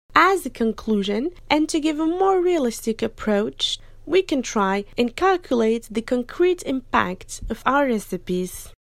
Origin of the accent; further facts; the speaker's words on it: France; us French students